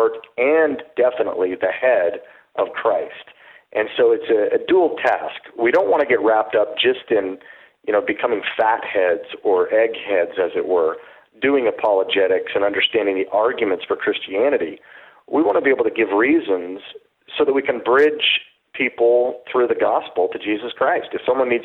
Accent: Utah, United States; I grew up in Utah as a seventh generation Mormon

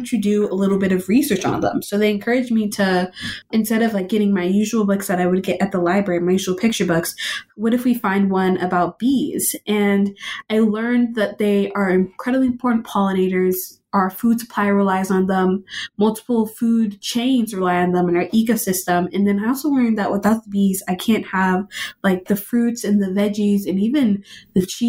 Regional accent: Austin, Texas, United States; I am born and raised in Austin, Texas

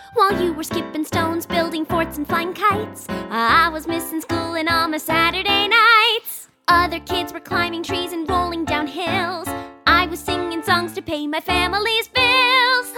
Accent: New York, United States; I grew up in New York

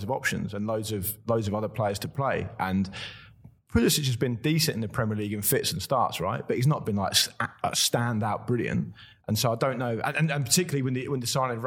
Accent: England, United Kingdom; me as an Englishman

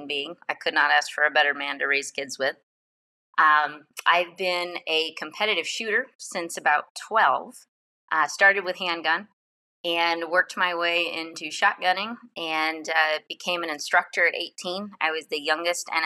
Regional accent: Michigan, United States; I grew up in Michigan

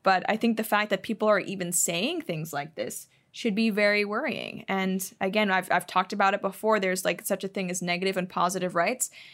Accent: Hong Kong; moved away as an adult; now in United States; I didn't grow up in the U S. I didn't grow up really, um, with too much American culture. I grew up in Asia.

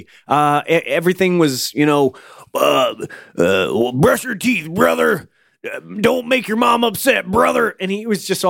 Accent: Florida, United States; that's what me and my friends would say when we grew up in Florida.

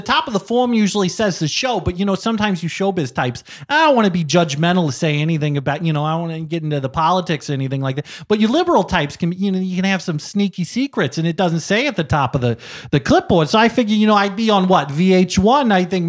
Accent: Terre Haute, Indiana, United States; I'm from Terre Haute, Indiana.

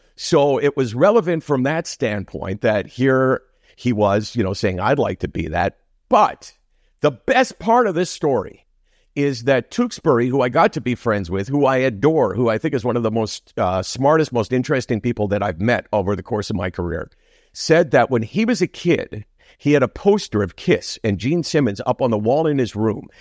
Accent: Toronto, Ontario, Canada; that's my upbringing all the way in Toronto. I've never lived anyplace else.

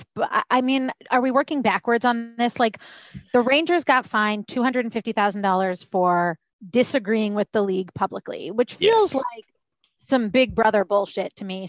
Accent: Toronto, Ontario, Canada; moved away as an adult; now in United States; I used to go to Buffalo to shop, Walden Galleria. If anyone in Buffalo is listening, I used to go to Walden Galleria for my back to school shopping from Toronto.

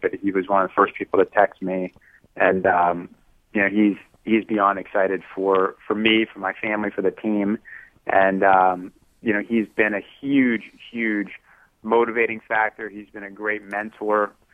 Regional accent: Youngstown, Ohio, United States; I grew up in Youngstown, Ohio

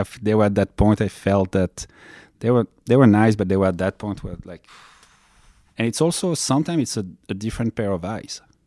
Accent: France; moved away as an adult; now in Los Angeles, United States; I'm coming from France. I came, uh, to United States in ninety-nine.

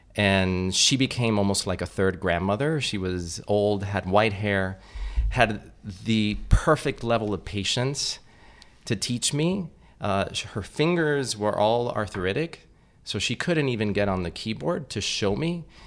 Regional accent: Miami, Florida, United States; I grew up in Miami, which is kind of like little Cuba

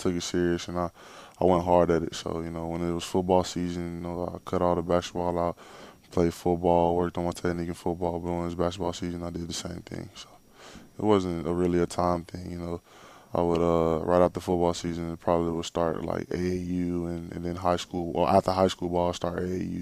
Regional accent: Jacksonville, Florida, United States; I just grew up in Jacksonville

